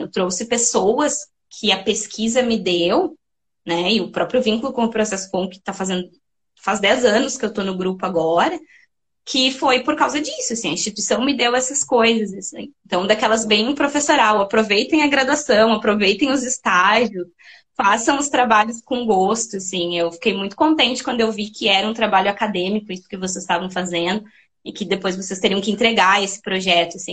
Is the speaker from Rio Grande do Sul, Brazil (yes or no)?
yes; São Francisco de Paula, Rio Grande do Sul, Brazil; moved away; Eu sou natural de São Francisco de Paula, na Serra Gaúcha. É, eu não, eu não sou da região metropolitana, eu nasci em São Chico